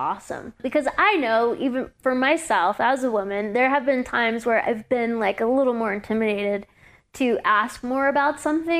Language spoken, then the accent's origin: English; Louisiana, United States; Growing up in Louisiana climbing, it was just me and like my boyfriend and a guy.